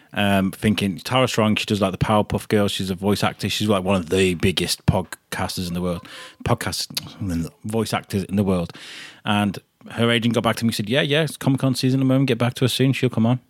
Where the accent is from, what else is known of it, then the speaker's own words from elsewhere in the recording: Telford, West Midlands, United Kingdom; I grew up in Telford